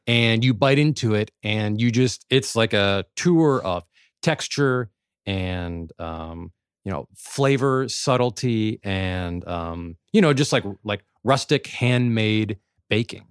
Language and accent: English; Midwest, United States; growing up in the Midwest